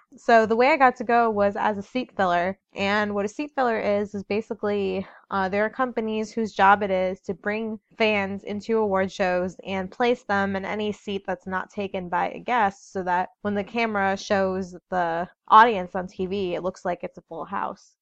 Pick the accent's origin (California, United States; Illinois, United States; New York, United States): Illinois, United States; Chicago; I'm from Chicago